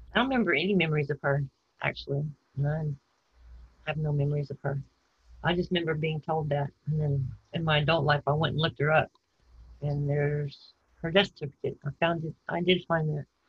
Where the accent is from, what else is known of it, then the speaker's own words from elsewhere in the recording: San Antonio, Texas, United States; also born or lived in Houston, Texas / Arizona / Portland, Texas; I think mostly San Antonio until I was 11, in Houston after